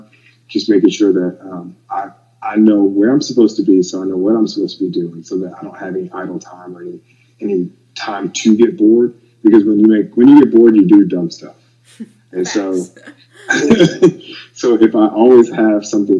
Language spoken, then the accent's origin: English; Ohio, United States; moved away as an adult; also born or lived in Texas / Virginia / Florida; now in Miami, United States; I was originally from Ohio. It's neither here nor there. I'm from Ohio